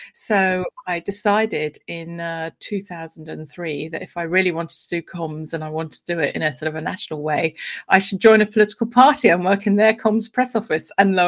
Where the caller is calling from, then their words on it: London, United Kingdom; I am coming in from West London, so, you know, groovy old London.